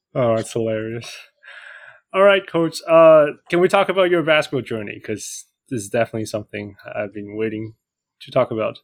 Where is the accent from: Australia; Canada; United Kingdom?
Canada; Vancouver Island, north of Victoria, British Columbia; I grew up in Canada, um, actually hmm. just north of Victoria in Vancouver Island